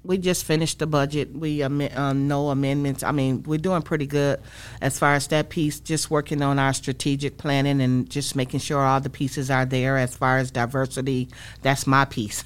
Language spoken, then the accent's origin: English; Saginaw, Michigan, United States; moved away as an adult; I grew up in Saginaw, Michigan, born and raised